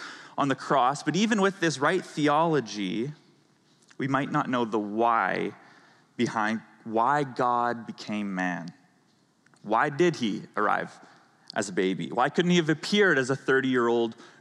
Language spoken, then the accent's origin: English; Canada; moved away; I'm from Canada.